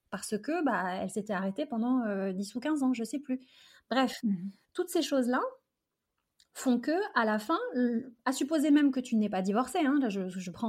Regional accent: Algeria; born there; je suis née en Algérie et mes parents sont nés et ont grandi là-bas

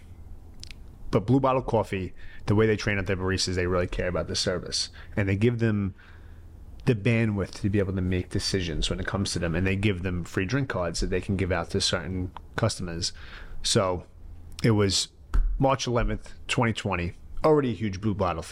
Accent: New York City, New York, United States; I'm from the born and raised in the Bronx

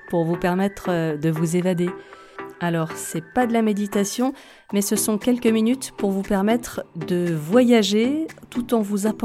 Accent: Brittany, France; je vous emmène chez moi, en Bretagne

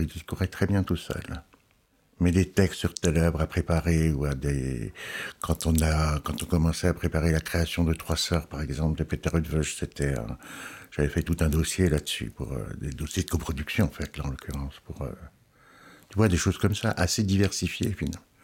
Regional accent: Alsace, Grand Est, France; now in Lyon, France; Je suis alsacien.

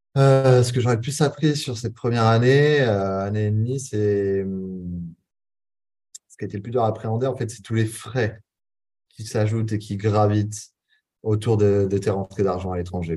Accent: Charente-Maritime, Nouvelle-Aquitaine, France; moved away as an adult; now in Bali, Indonesia; je suis originaire de Charente-Maritime

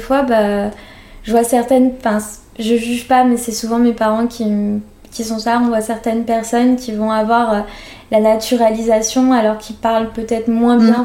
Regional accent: France; also born or lived in northeast Brazil; j'étais élevée par des Français

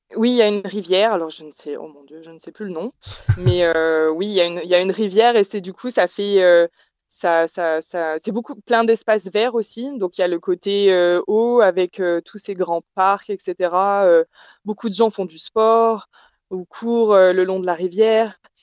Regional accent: France; moved away as an adult; now in Perth, Australia; je suis française

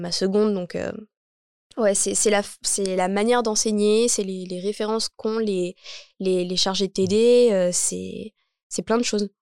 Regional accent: Champigny-sur-Marne, Île-de-France, France; j'ai grandi donc à Champigny-sur-Marne. Je suis née à Champigny-sur-Marne

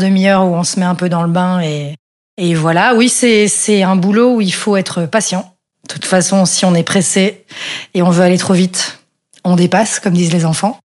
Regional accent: Brussels, Brussels-Capital Region, Belgium; j'ai grandi effectivement à Bruxelles dans une famille

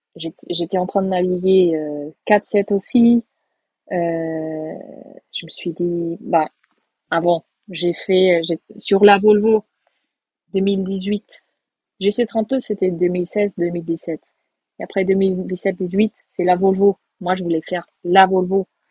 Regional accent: Portugal; Moi je suis portugaise

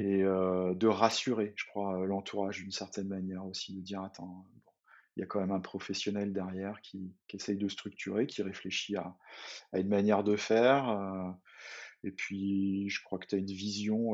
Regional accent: Saint-Brieuc, Brittany, France; je suis originaire de Bretagne, euh, une, petite ville qui s'appelle Saint-Brieuc

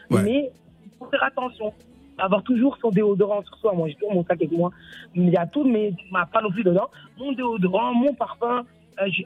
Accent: Mali; also born or lived in Senegal; Moi, je suis malienne et sénégalaise.

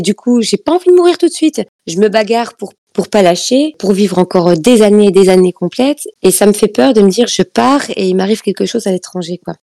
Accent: France; je suis née en France

